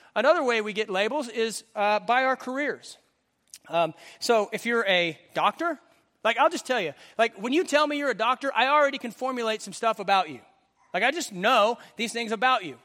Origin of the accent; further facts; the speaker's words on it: Western Oklahoma, United States; I grew up in Western Oklahoma